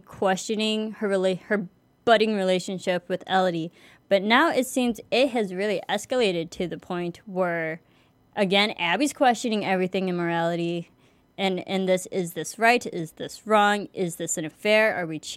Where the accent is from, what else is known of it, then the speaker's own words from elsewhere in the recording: United States; I am American